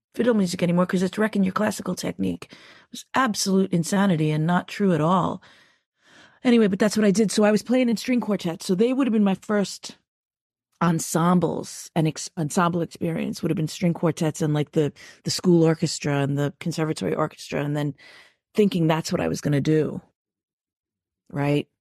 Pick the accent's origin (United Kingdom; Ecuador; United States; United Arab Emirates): United States; New York; I grew up Irish in New York, but there's also a s, a th, the other side of me that's one hundred percent New Yorker